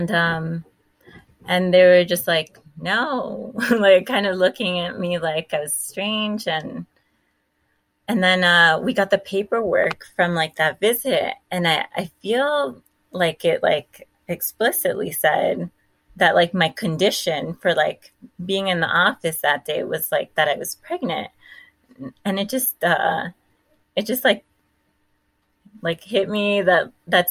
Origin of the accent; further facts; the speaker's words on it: Miami, Florida, United States; moved away as an adult; also born or lived in Tennessee; So I was born in Miami. I got my master's at FIU in Miami